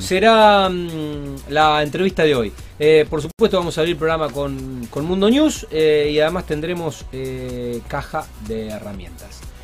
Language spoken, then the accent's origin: Spanish; Argentina; somos argentinos, somos muy futboleros